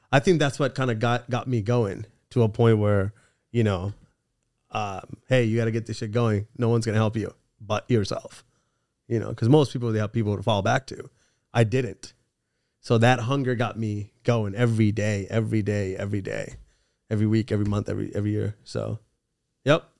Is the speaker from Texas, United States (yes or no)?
no; California, United States; also born or lived in England / Los Angeles / Orange County; I moved to the States when I was four years old when my parents separated. And then, um, I grew up ever since then in, in California